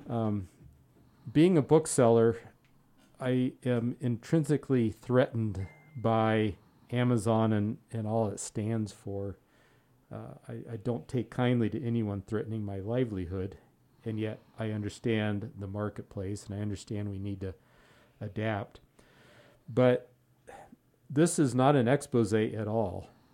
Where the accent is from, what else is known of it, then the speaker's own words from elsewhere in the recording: outside of Pasadena, California, United States; I grew up outside of Pasadena